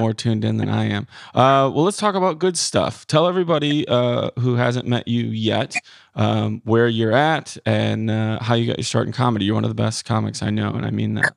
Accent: Midwest, United States; I was born and raised in the Midwest

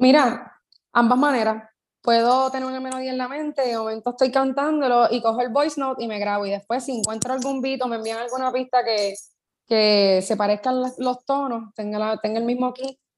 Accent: Puerto Rico; soy de Puerto Rico

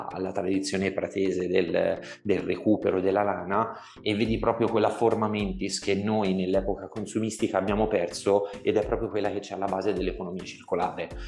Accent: Tuscany, Italy; un po' perché sono toscano e quindi sentire eh, con le parole del toscano e con la C aspirata

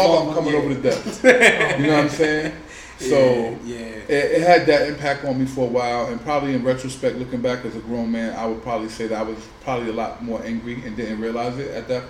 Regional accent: New York City, New York, United States; also born or lived in Staten Island; I'm from the Bronx originally

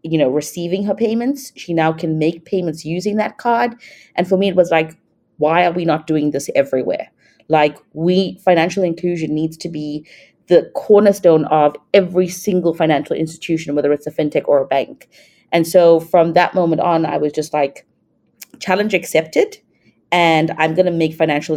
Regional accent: South Africa; moved away as an adult; also born or lived in Thailand / Singapore; I'm from South Africa, but I've lived in Thailand, Singapore

